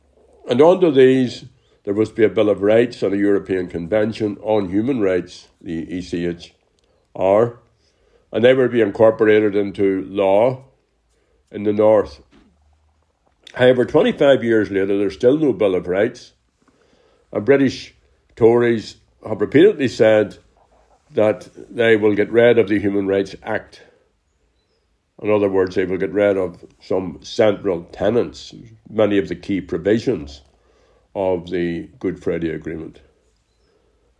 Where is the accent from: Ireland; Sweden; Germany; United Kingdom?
Ireland; we Irish Republicans